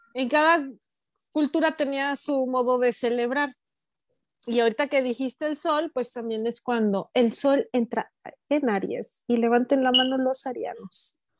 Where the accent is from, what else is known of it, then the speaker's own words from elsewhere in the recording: Morelos, Mexico; yo recuerdo de niña ahí en Morelos